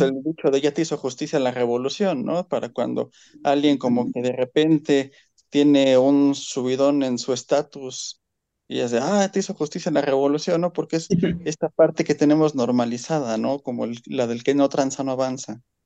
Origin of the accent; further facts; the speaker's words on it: Mexico; como mexicanos